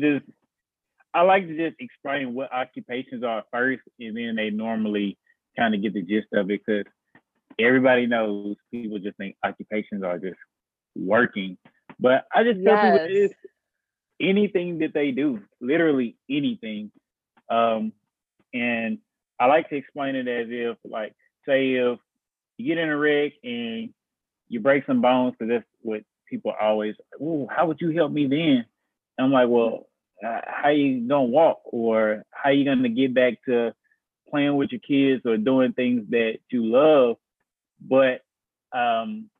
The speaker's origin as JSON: {"language": "English", "town": "Memphis", "region": "Tennessee", "country": "United States", "said": "I'm from Memphis. I'm from Memphis, Tennessee"}